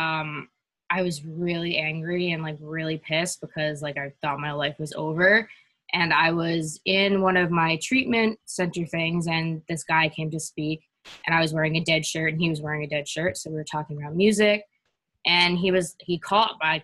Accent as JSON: {"language": "English", "town": "New York City", "region": "New York", "country": "United States", "said": "I'm from New York City"}